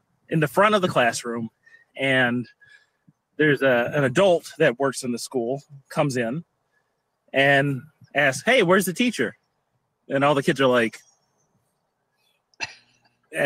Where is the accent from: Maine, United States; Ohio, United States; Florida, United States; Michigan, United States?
Michigan, United States; Detroit; also born or lived in Chesterfield, Michigan; now in Roseville, United States; I am originally from Detroit, Seven and Mound.